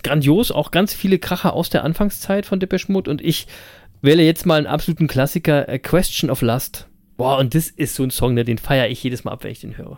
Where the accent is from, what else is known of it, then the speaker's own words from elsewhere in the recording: Berlin, Germany; Live in Berlin ähm, also aus meiner Geburtsstadt